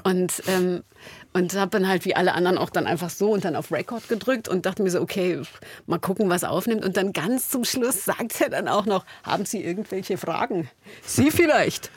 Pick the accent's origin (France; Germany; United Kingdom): Germany; Berlin; Da sind wir beide an der Mauer groß geworden